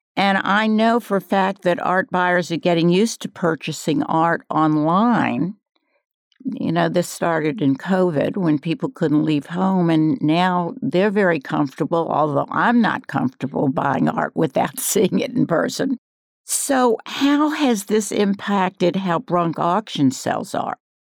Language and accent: English; New Orleans, Louisiana, United States; now in Asheville, United States; I come from New Orleans.